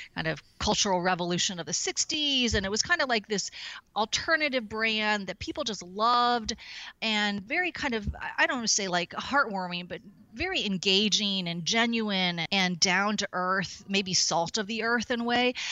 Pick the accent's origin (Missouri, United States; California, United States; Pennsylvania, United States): Missouri, United States; St. Louis; moved away as an adult; also born or lived in Chicago / San Diego; now in San Francisco, United States; I was born and raised in Saint Louis, Missouri